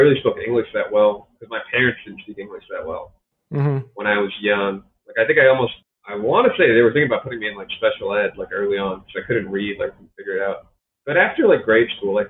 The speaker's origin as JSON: {"language": "English", "region": "West Virginia", "country": "United States", "tie": "born or raised there", "also_born_or_lived": "Detroit, Michigan", "said": "I grew up in West Virginia because that's where my folks moved."}